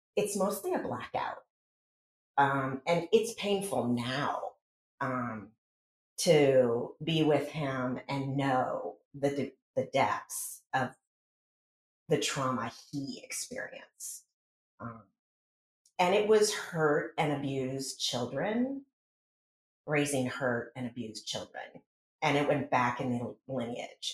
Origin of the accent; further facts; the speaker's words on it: rural town in middle Pennsylvania, United States; moved away as an adult; also born or lived in New York City; out in a rural town in Pennsylvania, the middle of five kids with two pseudo adults at the helm